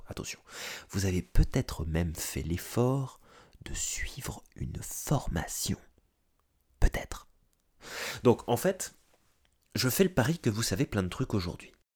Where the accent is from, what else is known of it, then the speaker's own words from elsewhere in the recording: France; moved away as an adult; now in North America; français, j'ai émigré en Amérique du Nord